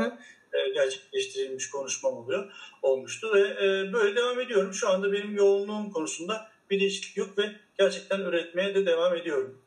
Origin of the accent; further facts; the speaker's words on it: Akşehir, Konya, Turkey; moved away as an adult; also born or lived in Istanbul; Ben 1981 e, Akşehir doğumluyum. Yani Konya Akşehir. ve ilk orta ve lise eğitimimi orada gördüm